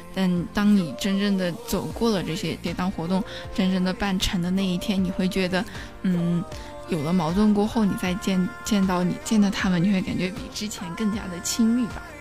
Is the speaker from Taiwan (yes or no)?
no; Sichuan, China; now in Nanjing, China; 因为我是一个四川人哇